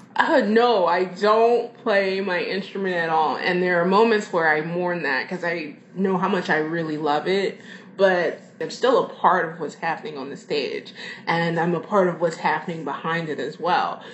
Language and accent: English; Philadelphia, Pennsylvania, United States; moved away as an adult; also born or lived in the South; now in Philadelphia, United States; I grew up in Philadelphia.